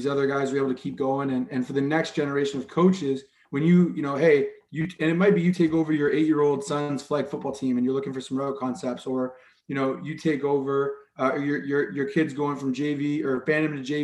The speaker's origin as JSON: {"language": "English", "town": "Guelph", "region": "Ontario", "country": "Canada", "tie": "born or raised there", "said": "I grew up in Guelph"}